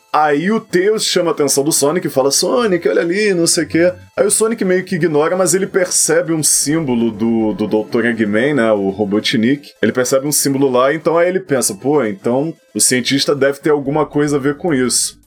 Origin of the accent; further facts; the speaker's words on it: Brazil; nós somos brasileiros